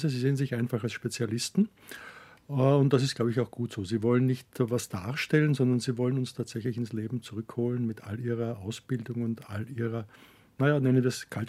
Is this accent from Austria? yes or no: yes; Herzogenburg, Lower Austria, Austria; Ich komme aus Herzogenburg. Das ist eine kleine Stadt in der Nähe von Wien, also etwa 60 Kilometer Kilometer entfernt.